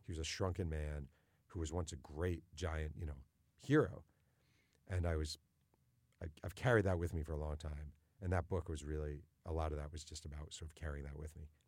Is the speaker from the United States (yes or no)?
yes; New York, United States; I grew up in New York